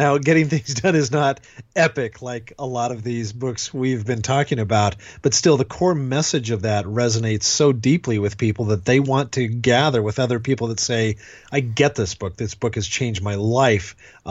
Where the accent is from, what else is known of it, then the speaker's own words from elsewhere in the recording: Western Washington, United States; I grew up in Western Washington. Believe me, it's not that glamorous.